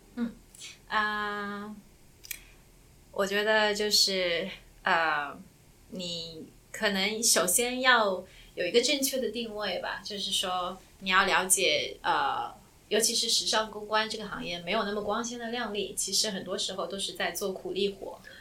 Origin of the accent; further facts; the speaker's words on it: Shanghai, China; moved away as an adult; also born or lived in Yancheng, Jiangsu / Boston; now in New York, United States; 我在江苏延城出生，然后在上海长大，啊，二零一三年的时候呢，来，啊，美国的波士顿读书，读研究生，然后毕业以后在纽约工作，啊，一直到现在